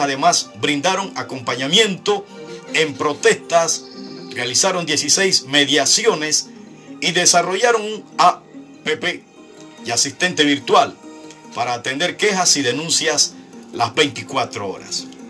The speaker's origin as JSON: {"language": "Spanish", "country": "Panama", "said": "en mi país"}